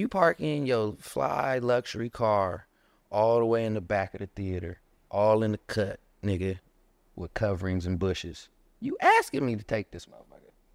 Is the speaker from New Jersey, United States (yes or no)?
no; Inglewood, California, United States; I grew up in Harlem Park